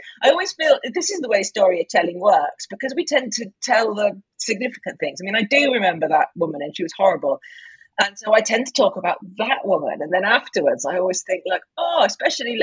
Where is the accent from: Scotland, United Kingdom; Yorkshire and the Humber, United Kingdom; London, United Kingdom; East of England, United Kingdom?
Yorkshire and the Humber, United Kingdom; also born or lived in Cornwall / Shetland; that's how I grew up in Yorkshire